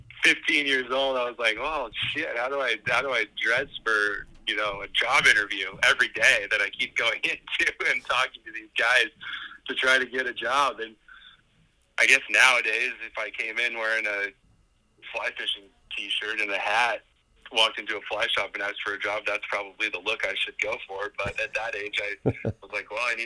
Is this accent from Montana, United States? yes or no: yes; Missoula, Montana, United States; I was born and raised in Missoula, Montana